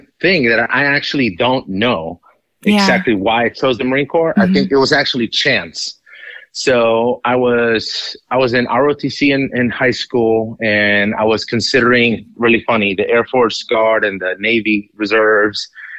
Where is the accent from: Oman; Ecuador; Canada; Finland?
Ecuador; also born or lived in Colombia / St. Petersburg, Florida, United States; now in United States; I was born in Colombia, raised in Ecuador, and I moved to the United States twice. First time to St. Pete after I was born, and then we went back to Ecuador where my dad's from. It's actually a big part of my story is, being Colombian